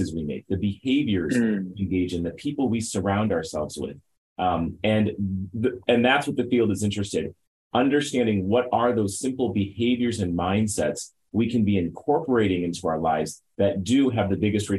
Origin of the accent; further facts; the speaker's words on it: St. Louis, Missouri, United States; I am a native St. Louisan, born and raised. I grew up in North St. Louis County